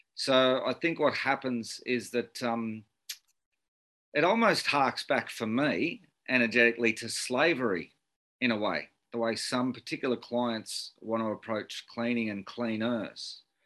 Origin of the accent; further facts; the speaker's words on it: Sydney, New South Wales, Australia; I, I grew up in Beecroft in uh, Sydney's um, norwest.